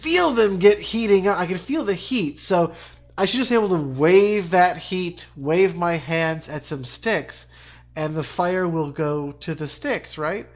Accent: United States; as an American

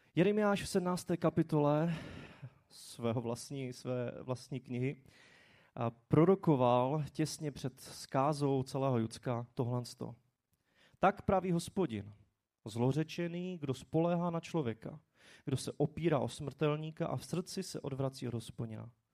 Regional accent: Czechia; jsme se jako Češi

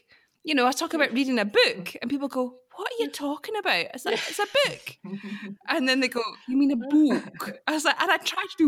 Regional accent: Scotland, United Kingdom; we have this huge, strong sense of national identity. People are so proud of being Scottish.

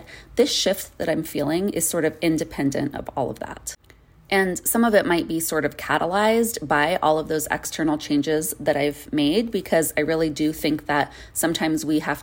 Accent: Arizona, United States; moved away; I grew up in Arizona and I lived there for really most of my life

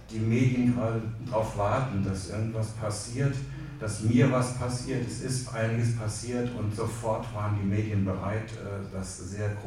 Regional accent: Homburg, Saarland, Germany; ich komme nicht aus Bad Homburg, sondern aus Homburg an der Saar.

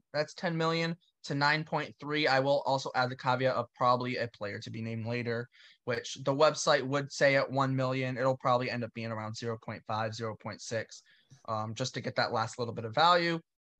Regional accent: New Bedford, Massachusetts, United States; where I grew up personally in New Bedford, Massachusetts.

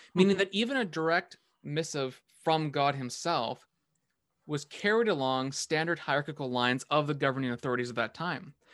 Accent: Canada; as a Canadian

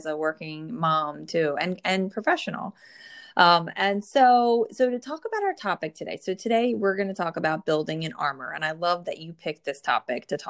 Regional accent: New Jersey, United States; born or raised there

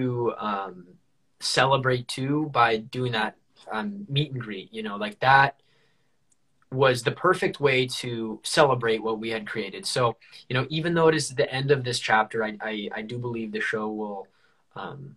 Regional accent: California, United States; I'm from California

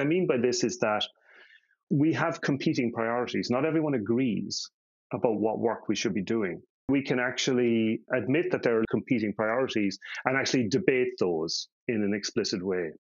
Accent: Ireland; now in Denmark; I grew up in Catholic Ireland

